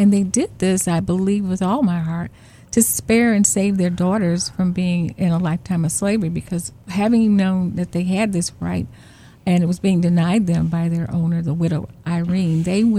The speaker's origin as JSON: {"language": "English", "town": "St. Louis", "region": "Missouri", "country": "United States", "tie": "born there", "said": "Well, I was born in St. Louis, and my mom and dad, John and Marceline Madison, who were well known here in the city, they were wonderful, wonderful parents."}